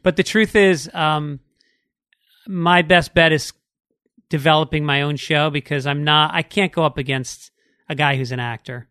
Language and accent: English; New York City, New York, United States; moved away; also born or lived in Boston; I'm from New York